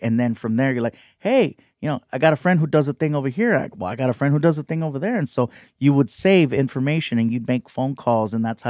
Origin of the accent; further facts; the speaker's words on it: Long Beach, California, United States; Here in Long Beach.